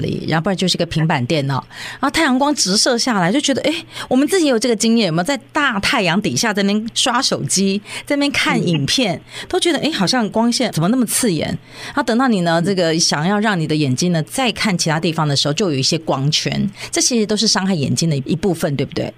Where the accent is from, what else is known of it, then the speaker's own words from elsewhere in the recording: Taiwan; now in Los Angeles, United States; 我自己的经验，小时候在台湾